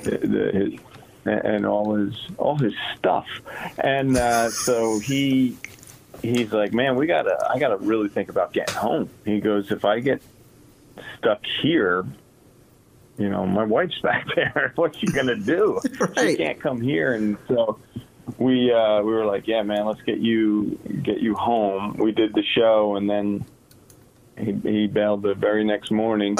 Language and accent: English; Toms River, New Jersey, United States; I'm a kid from Tom's River